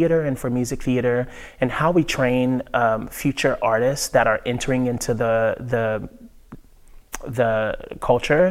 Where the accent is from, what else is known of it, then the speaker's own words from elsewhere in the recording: Nashville, Tennessee, United States; moved away as an adult; I grew up in Nashville